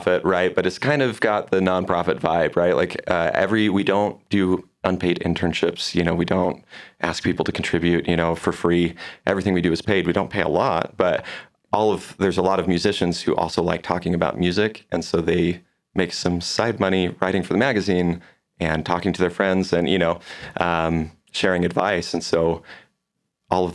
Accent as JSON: {"language": "English", "town": "Vancouver", "region": "Washington", "country": "United States", "moved": "as an adult", "lives_now": "Provo, United States", "said": "So I'm originally from like the Portland area. I'm from Vancouver, Washington, just across the river."}